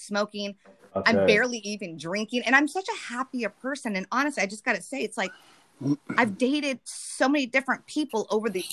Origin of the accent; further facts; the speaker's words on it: Deep South, United States; accent: southern; moved away; my southern accent comes out, because I lived in the south